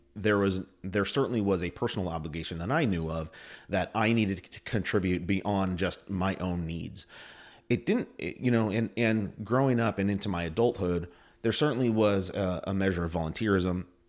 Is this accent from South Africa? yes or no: no; Plattsburgh, New York, United States; I grew up in Plattsburgh. Uh, my family moved here, um, in the early eighties, uh, when I was a kid. Uh, we were Air Force family, and, uh, I did all my schooling here.